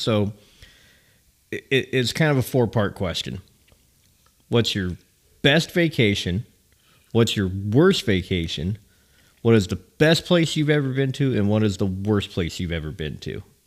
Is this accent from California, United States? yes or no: yes; California, United States; moved away; also born or lived in Nashville, Tennessee; as a kid living in California